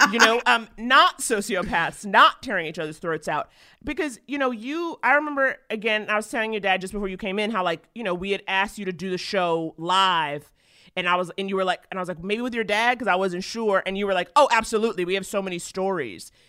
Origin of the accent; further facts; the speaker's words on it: New York, United States; that was my first time working in LA and I come from New York.